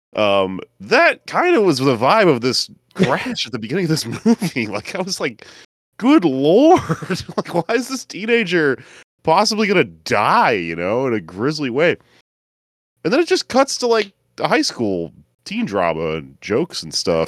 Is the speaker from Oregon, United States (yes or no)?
no; Texas, United States; I grew up in Texas